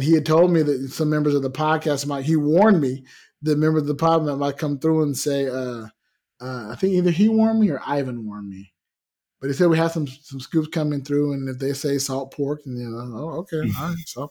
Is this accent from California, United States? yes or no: yes; California, United States; moved away as an adult; also born or lived in Las Vegas, Nevada; now in Spain; I grew up in California